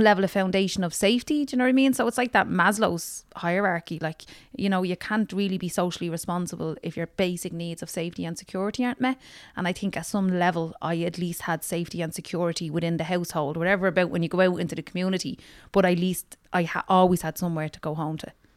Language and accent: English; Dublin, Leinster, Ireland; also born or lived in Ballymun; I'm from Tala West